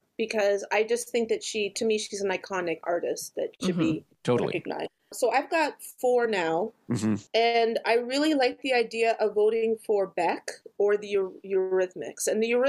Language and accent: English; Canada; However, I'm a Canadian, so I don't know how the response to … was in the States when they first came out.